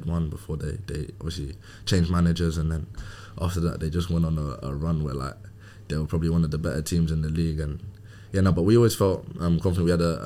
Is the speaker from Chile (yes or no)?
no; London, United Kingdom; born and raised in Hackney, living with my mum and my brother